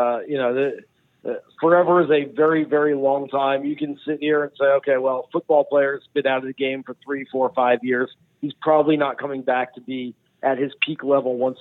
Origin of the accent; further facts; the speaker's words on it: Long Island, New York, United States; I grew up on Long Island